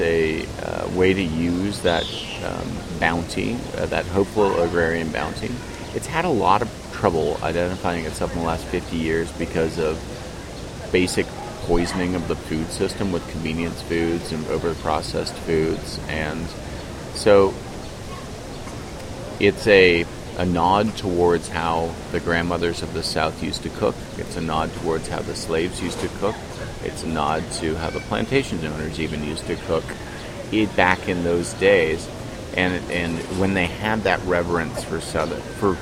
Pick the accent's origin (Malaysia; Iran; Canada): Canada; I'm from Canada